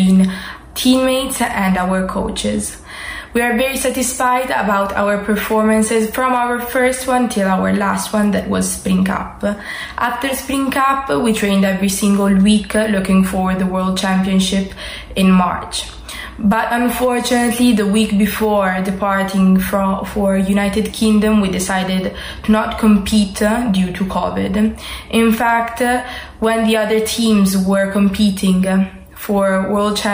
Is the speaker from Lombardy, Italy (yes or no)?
yes; Milan, Lombardy, Italy; I am from Milan, Italy